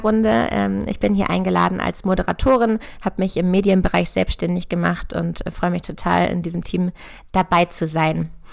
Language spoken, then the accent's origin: German; near Hanover, Lower Saxony, Germany; Ich komme ja auch aus der Nähe von Hannover